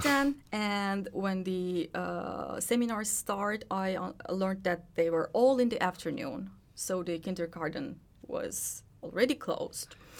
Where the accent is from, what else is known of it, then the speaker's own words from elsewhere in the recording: Turkey; moved away as an adult; now in Finland; I was born and raised in Turkey